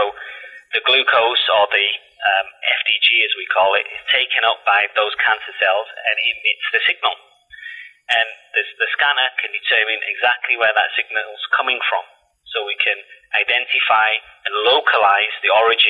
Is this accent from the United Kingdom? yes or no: yes; Salford, North West England, United Kingdom; moved away; you'll have to excuse my accent because, you know, I was born and bred in Salford in Manchester